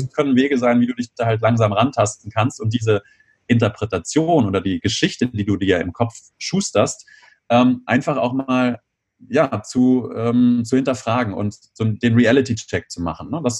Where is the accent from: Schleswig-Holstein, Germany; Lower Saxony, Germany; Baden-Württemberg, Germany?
Lower Saxony, Germany; Göttingen; now in Bonn, Germany; Ich komme aus der Nähe von Göttingen ursprünglich und ähm, fahre dann nach Hause, nach Bonn wieder